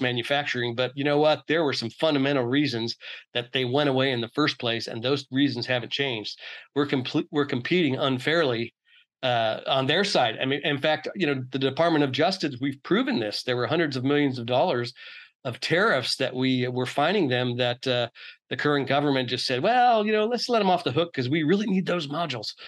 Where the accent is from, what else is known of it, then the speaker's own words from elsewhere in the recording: Oakland, California, United States; I'm from Oakland, California originally